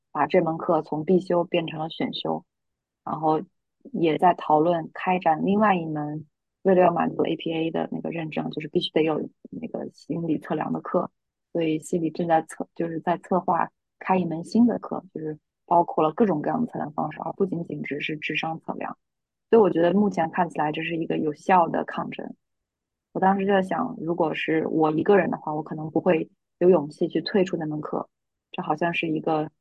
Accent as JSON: {"language": "Chinese", "country": "China", "tie": "born or raised there", "moved": "as an adult", "lives_now": "United States", "said": "我出生在中国，我前二十五年就没有见过多少白人的面孔"}